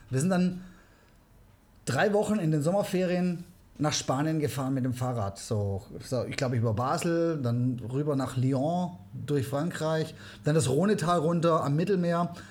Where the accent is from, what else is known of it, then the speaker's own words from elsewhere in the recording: South Africa; born there; also ich bin in Südafrika geboren, meine Eltern waren auch immer schon gerne am Reisen.